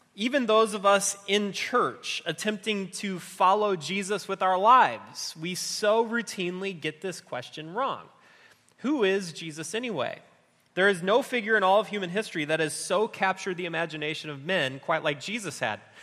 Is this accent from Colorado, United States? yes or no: no; just outside of Chicago, Illinois, United States; I grew up just outside of Chicago